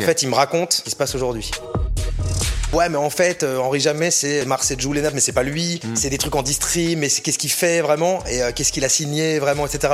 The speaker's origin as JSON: {"language": "French", "town": "Orléans", "region": "Centre-Val de Loire", "country": "France", "said": "je viens d'Orléans"}